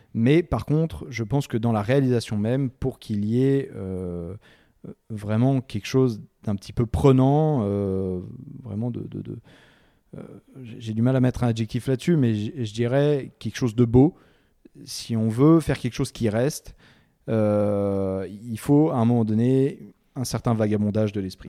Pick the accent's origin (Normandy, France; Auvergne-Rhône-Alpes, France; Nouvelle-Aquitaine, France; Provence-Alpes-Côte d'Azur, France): Auvergne-Rhône-Alpes, France; Chamonix; also born or lived in Martinique / North America / Kyrgyzstan; Je suis né le 18 février 1989 à Chamonix. Chamonix-Mont-Blanc. Euh, j'ai grandi dans les Alpes euh, et puis aussi un petit peu dans les, dans les Antilles, en Martinique